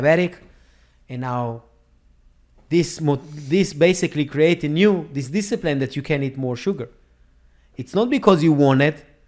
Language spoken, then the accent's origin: English; Israel; moved away as an adult; now in United States; I live in America. I was born and raised in Israel